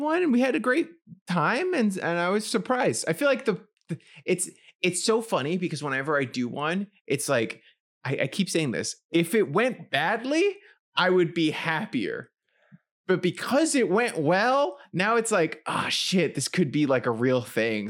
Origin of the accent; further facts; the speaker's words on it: New York City, New York, United States; I was growing up in the Bronx